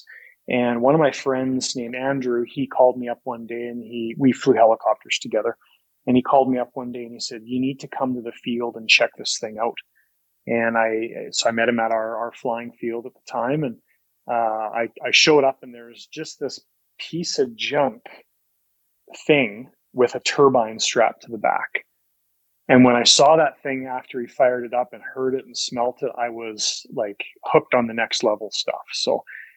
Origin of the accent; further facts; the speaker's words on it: Calgary, Alberta, Canada; Born and raised in Calgary